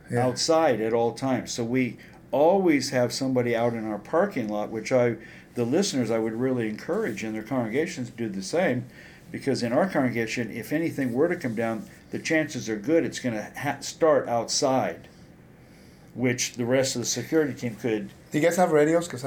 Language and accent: English; California, United States; Yeah. I grew up there.